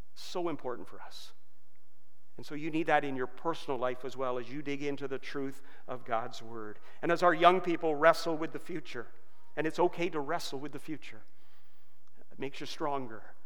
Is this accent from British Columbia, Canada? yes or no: no; Georgetown, Ontario, Canada; also born or lived in England / Brampton; my parents were able to scrape down a down payment of $1,000 to buy a $21,000 brand new house in Georgetown